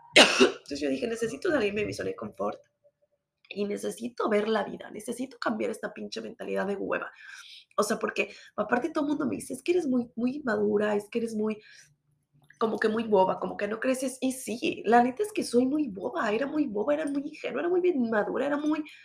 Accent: Mexico; soy mexicana

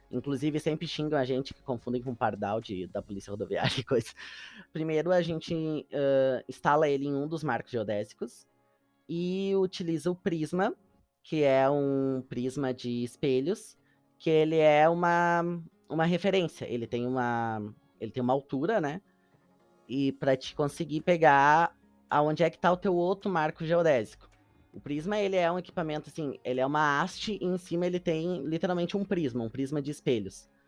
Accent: São Leopoldo, Rio Grande do Sul, Brazil; Para mim, que sou de São Leopoldo, que já conhecia a Casa do Imigrante

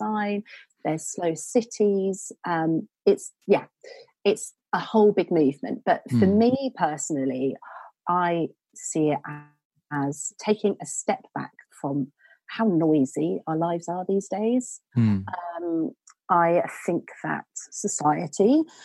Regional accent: Suffolk, East of England, United Kingdom; moved away as an adult; I'm from Suffolk originally, so I sort of had that sort of slow countryside upbringing, and then moved straight into cities.

